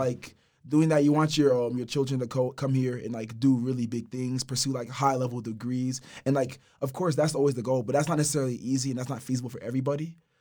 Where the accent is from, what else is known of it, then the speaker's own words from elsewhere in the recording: Houston, Texas, United States; Specifically in Houston, I'm from Fort Bend County